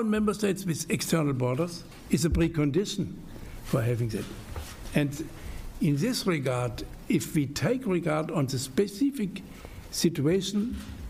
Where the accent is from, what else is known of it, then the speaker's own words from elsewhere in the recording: Black Forest, Baden-Württemberg, Germany; I have been born in 1942. I grew up in the Black Forest. It's in the neighborhood to France.